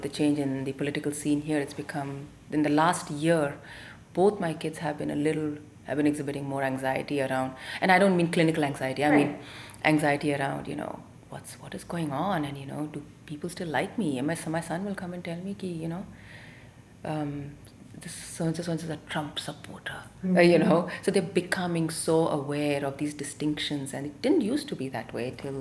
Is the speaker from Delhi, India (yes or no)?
yes; Delhi, India; also born or lived in Tamil Nadu; now in United States; We grew up in Delhi as Tamilians, as immigrants ourselves up north